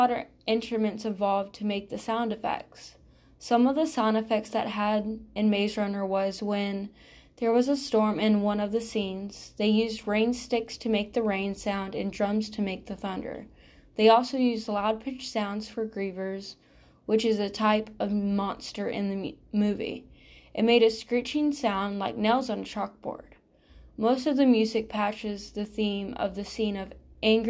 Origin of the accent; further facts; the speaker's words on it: Georgia, United States; I am from Georgia